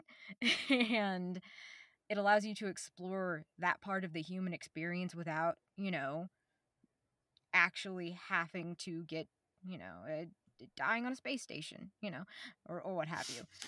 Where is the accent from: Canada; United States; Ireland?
United States; Oklahoma; I'm from Oklahoma. like the little bio said, I, uh, I born here, raised here in the middle of the woods